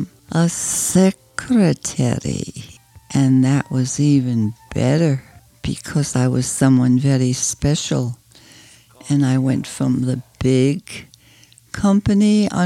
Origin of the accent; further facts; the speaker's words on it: Germany; moved away; also born or lived in Jersey City, New Jersey; I was born in Germany